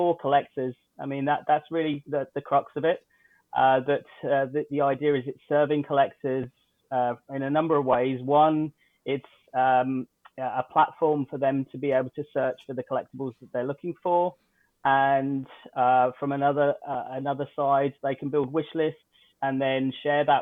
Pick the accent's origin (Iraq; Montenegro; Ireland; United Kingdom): United Kingdom; now in Canada